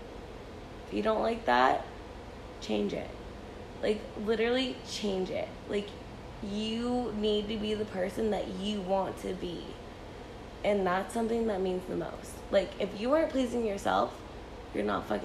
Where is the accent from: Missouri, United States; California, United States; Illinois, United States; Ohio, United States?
California, United States; Benicia; this is my hometown